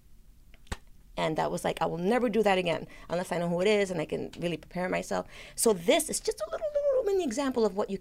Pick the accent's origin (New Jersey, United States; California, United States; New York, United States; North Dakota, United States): New York, United States; New York City; I grew up in the South Bronx